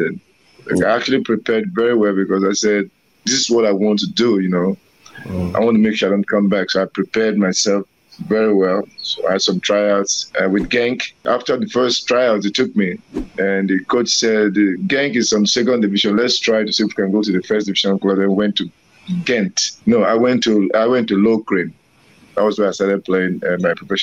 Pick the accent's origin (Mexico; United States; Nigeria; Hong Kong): Nigeria; we all grew up in the streets back in Nigeria